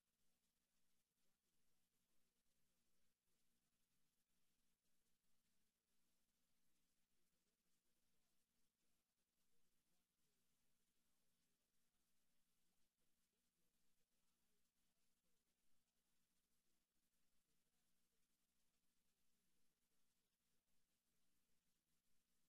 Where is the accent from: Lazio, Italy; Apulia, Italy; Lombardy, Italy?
Lombardy, Italy; Milan; moved away as an adult; also born or lived in Sotto il Monte, Italy; growing up in Milano